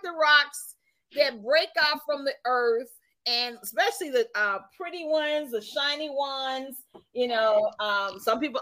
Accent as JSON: {"language": "English", "area": "Tipton County", "region": "Tennessee", "country": "United States", "tie": "born or raised there", "also_born_or_lived": "Washington D.C.", "said": "we were living in Tipton County."}